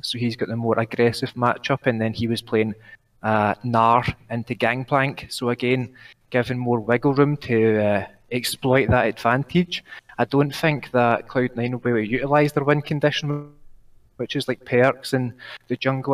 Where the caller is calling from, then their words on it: Scotland, United Kingdom; I'm calling from Scotland. I live just outside of Glasgow